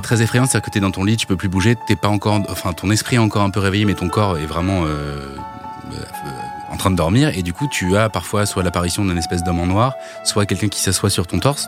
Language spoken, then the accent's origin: French; Normandy, France; j'ai grandi en Normandie